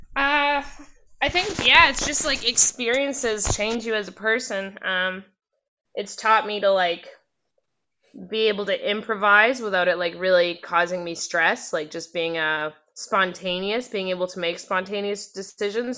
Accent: Port Hardy, British Columbia, Canada; also born or lived in North Vancouver / Squamish; now in Whitehorse, Canada; I was born in North Vancouver and raised between North Van and Squamish throughout my mm. toddler childhood years. And then I moved to Port Hardy, which is the end of Vancouver Island.

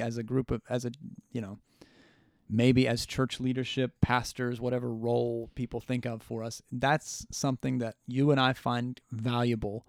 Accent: United States; as the American people

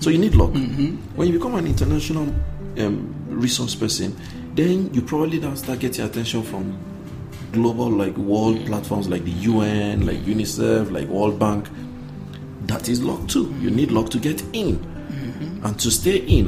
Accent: Nigeria; as a Nigerian or African

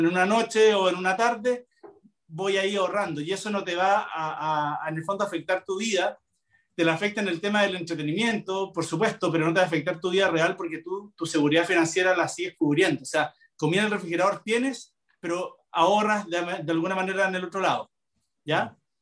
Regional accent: Chile; como buen chileno

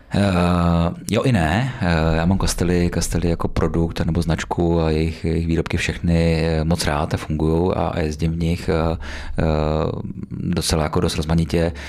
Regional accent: Beroun District, Central Bohemian Region, Czechia; já pocházím z Berounska, uh, blízko Berouna

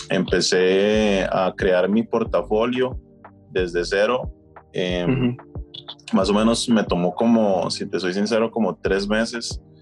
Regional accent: Costa Rica; soy de Costa Rica

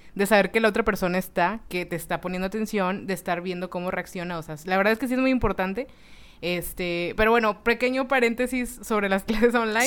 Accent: Mexico; now in Monterrey, Mexico; como mexicanos

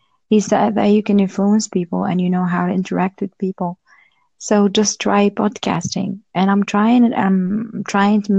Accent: Algeria; I'm from Algeria

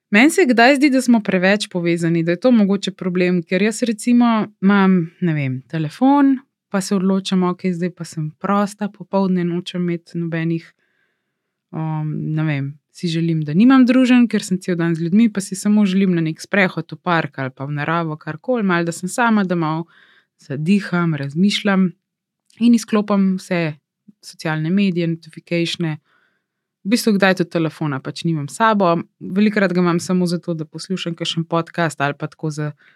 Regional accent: Slovenia; moved away as an adult; now in Los Angeles, United States; sem gledala iz Slovenije

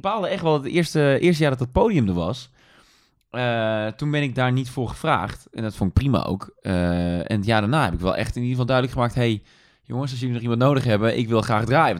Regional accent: Tilburg, North Brabant, Netherlands; moved away as an adult; Ik ben geboren in Tilburg, ik ben getogen in Tilburg. Dus ik, ik heb daar 18 jaar gewoond

